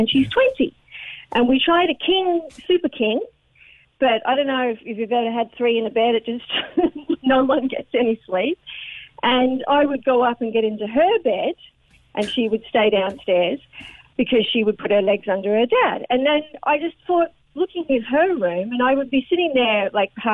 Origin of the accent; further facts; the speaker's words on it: Australia; now in Ireland; I'm Australian